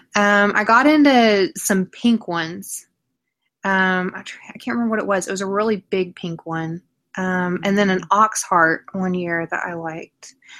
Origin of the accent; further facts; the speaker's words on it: Oklahoma, United States; I'm from Oklahoma. I have lived here my entire life